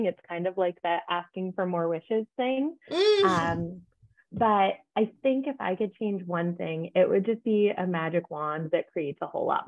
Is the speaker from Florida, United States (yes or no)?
no; Redondo Beach, California, United States; I'm from Southern California, LA area, Redondo Beach.